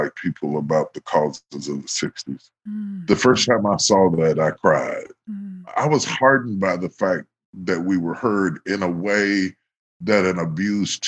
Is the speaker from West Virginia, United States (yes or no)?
yes; West Virginia, United States; moved away; So even though I grew up in West Virginia, I grew up with a very Southern cuisine